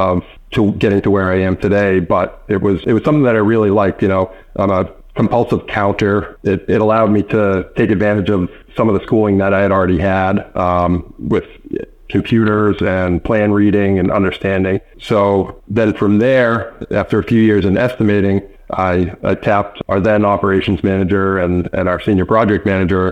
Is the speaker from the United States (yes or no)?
yes; Wrentham, Massachusetts, United States; I grew up in Wrentham, Mass, which is right next to Plainville